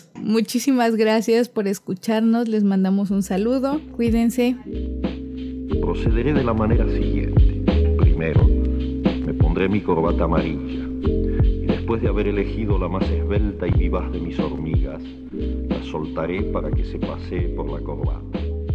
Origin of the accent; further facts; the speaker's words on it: Cozumel, Quintana Roo, Mexico; also born or lived in Mérida; yo soy de Cozumel, de una isla